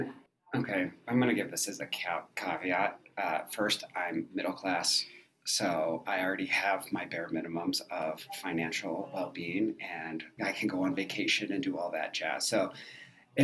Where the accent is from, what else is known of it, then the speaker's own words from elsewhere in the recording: Michigan, United States; now in Denver, United States; I live in Denver, and I'm from Michigan